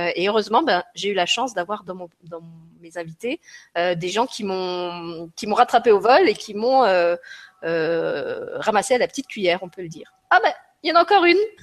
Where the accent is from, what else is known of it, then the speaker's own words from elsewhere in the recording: France; moved away as an adult; J'ai quitté la France